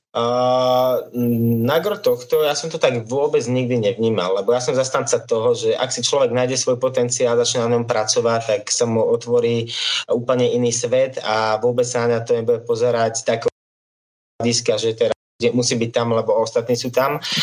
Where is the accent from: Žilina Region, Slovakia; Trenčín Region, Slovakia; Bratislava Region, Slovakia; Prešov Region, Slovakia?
Žilina Region, Slovakia; Liptovský Mikuláš; som z Liptovského Mikuláša